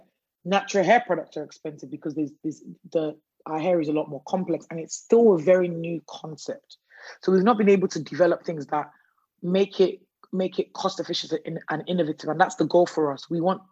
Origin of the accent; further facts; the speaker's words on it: Nigeria; now in United Kingdom; I'm Nigerian of origin, you know, first generation migrant in the UK, British citizen and everything.